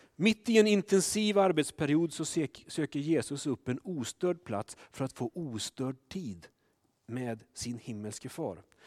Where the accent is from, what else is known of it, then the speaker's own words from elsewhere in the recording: Sweden; vi svenskar